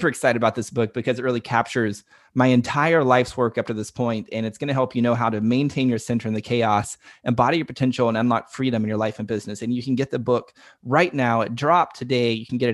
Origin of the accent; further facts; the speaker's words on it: Dallas, Texas, United States; We're both from Dallas, Texas